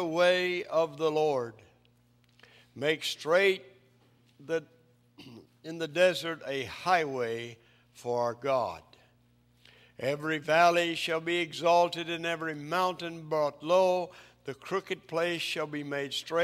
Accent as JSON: {"language": "English", "region": "East Tennessee", "country": "United States", "tie": "born or raised there", "said": "I grew up in the mountains of East Tennessee"}